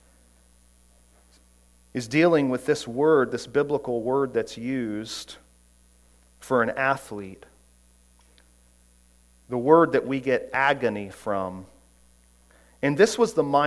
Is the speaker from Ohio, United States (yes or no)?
no; Orlando, Florida, United States; growing up in Orlando, I was a huge Orlando Magic fan